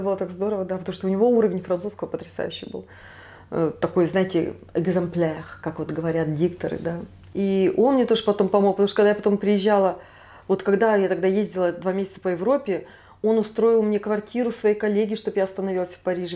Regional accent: Krasnoyarsk, Krasnoyarsk Krai, Russia; moved away as an adult; now in Paris, France; сама я из Красноярска, из Сибири.

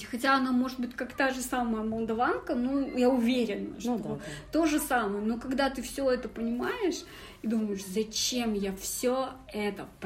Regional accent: the Urals, Russia

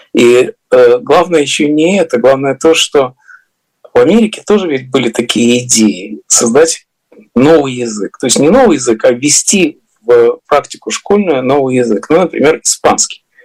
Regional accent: Riga, Latvia; now in United States; где я вырос в Риге

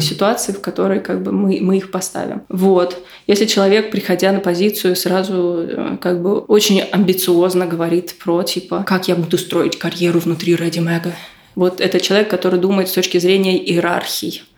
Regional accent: Moscow, Russia; Я росла в Бутово в 90-е

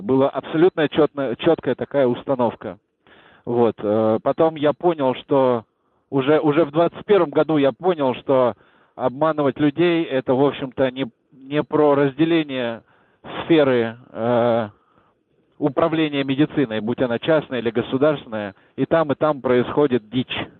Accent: Moscow, Russia; я из Чертанова

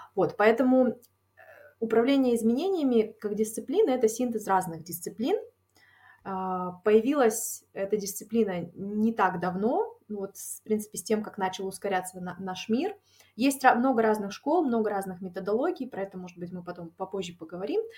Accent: Taraz, Jambyl Region, Kazakhstan; moved away as an adult; also born or lived in Almaty, Kazakhstan; now in Netherlands; я тоже из Казахстана, а, из а, города Тарас. А, я после э, окончания школы переехала в Алмату

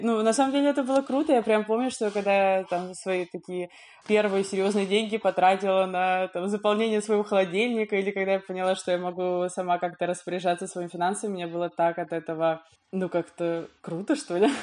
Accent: Dubna, Moscow Oblast, Russia; я не из Москвы, я вот в Дубне живу и жила.

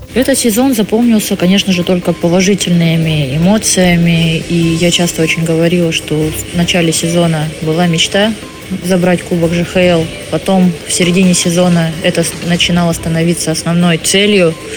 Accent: Khabarovsk, Khabarovsk Krai, Russia; now in Ufa, Russia; в городе Хабаровске, откуда я родом

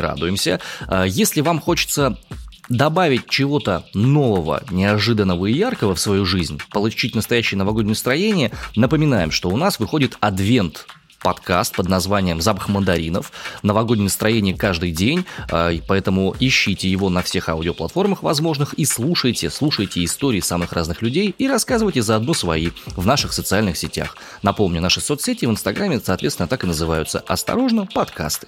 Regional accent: Omsk, Omsk Oblast, Russia; я родом из Омска

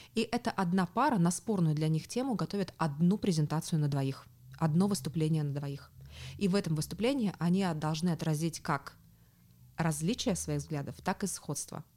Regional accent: Tomsk, Tomsk Oblast, Russia; moved away as an adult; now in Berlin, Germany; я сама из Томска, э, живу последние годы в Берлине

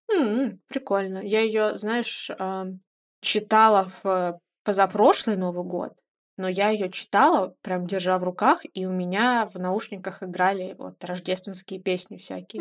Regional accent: Livny, Oryol Oblast, Russia; moved away; мой родной город Ливны

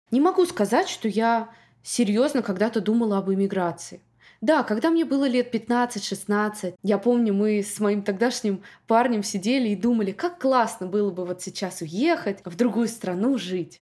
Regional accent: Moscow, Russia; moved away as an adult; also born or lived in Saint Petersburg; now in Miami, United States; Я выросла в Москве

